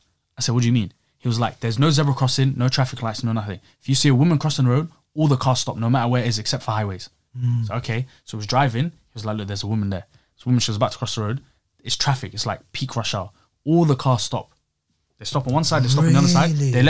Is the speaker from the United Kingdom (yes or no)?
yes; England, United Kingdom; And I'm there, a tourist, like, oh, I'm English.